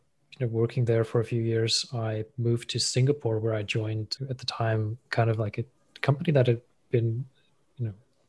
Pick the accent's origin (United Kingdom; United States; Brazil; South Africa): South Africa; moved away as an adult; also born or lived in Thailand; I'm South African, born and raised, grew up there